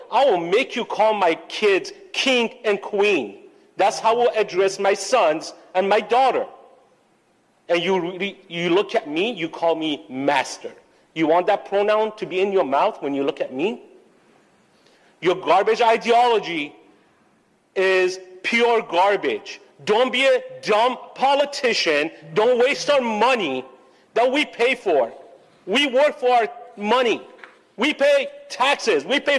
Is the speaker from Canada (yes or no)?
no; Iran; I grew up in Iran as a Christian. And when we went to school, as much as the government wanted to indoctrinate us, the teachers didn't allow it.